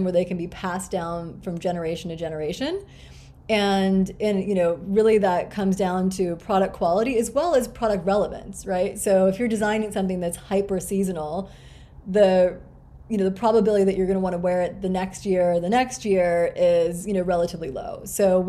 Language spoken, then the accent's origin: English; Grinnell, Iowa, United States; I was born in Grinnell, Iowa, which is this tiny liberal arts college town in the middle of Iowa.